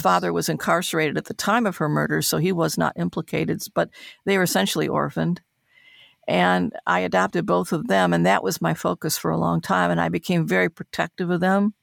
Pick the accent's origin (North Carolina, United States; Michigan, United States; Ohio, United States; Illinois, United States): Michigan, United States; Detroit; moved away; to have her see me in my hometown